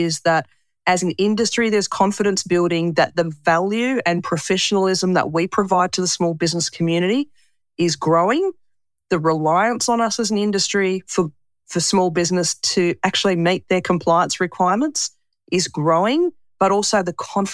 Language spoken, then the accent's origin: English; Tasmania, Australia; moved away as an adult; I come from Tasmania